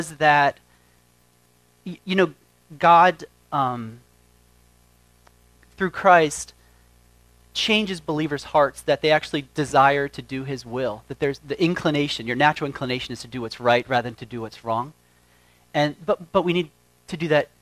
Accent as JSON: {"language": "English", "town": "York", "region": "Pennsylvania", "country": "United States", "also_born_or_lived": "Texas", "moved": "yes", "said": "I'm from York, Pennsylvania"}